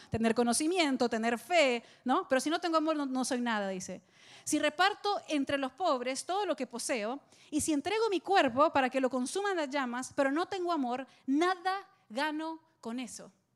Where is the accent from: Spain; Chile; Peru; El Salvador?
El Salvador; now in Miami, United States; estaba en El Salvador, en mi país